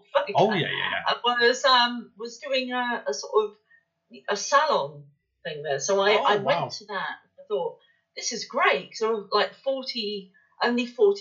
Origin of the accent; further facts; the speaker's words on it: West Country, South West England, United Kingdom; accent: West Country; my West Country accent